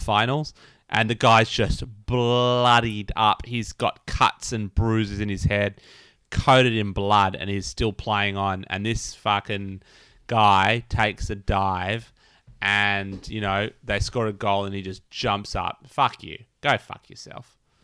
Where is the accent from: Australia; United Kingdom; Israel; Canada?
Australia; I'm Australian